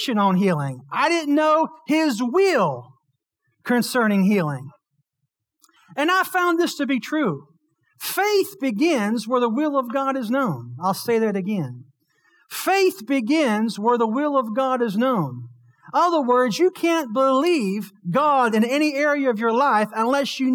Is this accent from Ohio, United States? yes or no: no; Blairsville, Pennsylvania, United States; Born and raised in Blairsville, Pennsylvania